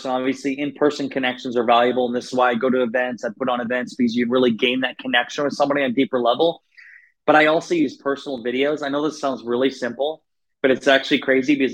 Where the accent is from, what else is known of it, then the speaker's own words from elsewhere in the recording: Northeast Iowa, United States; I grew up in Northeast Iowa. So I grew up in the Midwest